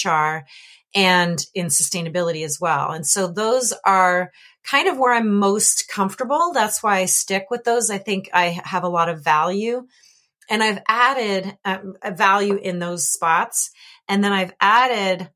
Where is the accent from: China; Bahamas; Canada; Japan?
Canada; When I was a little kid, I grew up in Canada